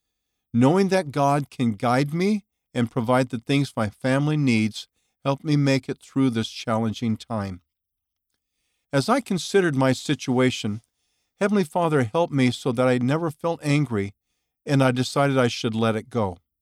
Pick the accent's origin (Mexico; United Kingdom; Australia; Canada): Mexico; When I was younger, I attended a private university in my home state in Mexico.